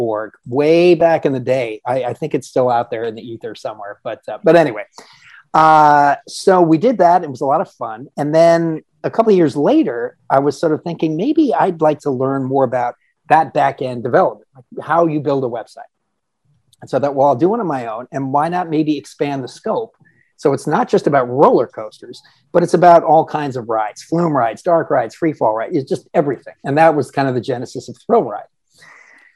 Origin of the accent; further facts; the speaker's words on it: Southern California, United States; I grew up in Southern California